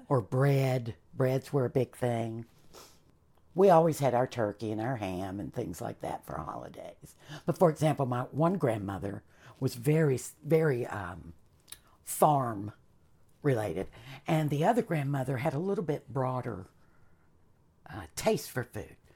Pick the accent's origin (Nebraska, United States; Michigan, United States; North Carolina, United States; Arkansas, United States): North Carolina, United States; Charlotte; also born or lived in Caribbean / Canada; I was raised in Charlotte, we were a little bit more urban